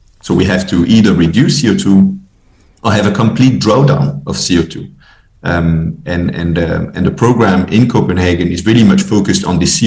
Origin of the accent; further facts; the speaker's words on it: Belgium; also born or lived in Paris; now in Denmark; I'm originally from Belgium, based in Denmark